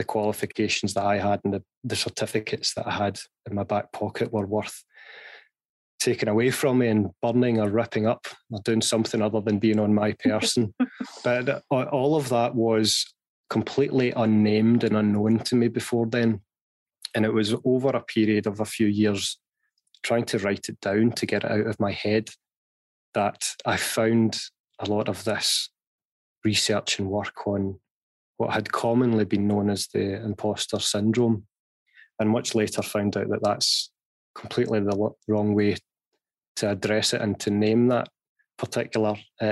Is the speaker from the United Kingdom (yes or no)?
yes; Glasgow, Scotland, United Kingdom; I was born and raised in Glasgow.